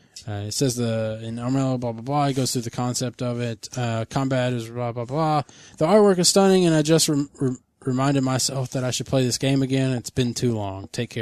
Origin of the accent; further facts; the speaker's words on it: Australia; I explained it once to my wife, who's a native of the San Francisco Bay Area, as Australian varieties of English having a lot more vowels than most American varieties. But in exchange, we lost those final and intermediary R's.